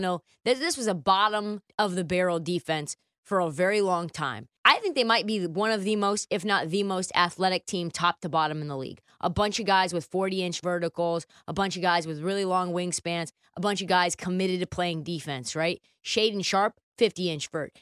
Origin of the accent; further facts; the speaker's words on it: Portland, Oregon, United States; my hometown, Portland, Oregon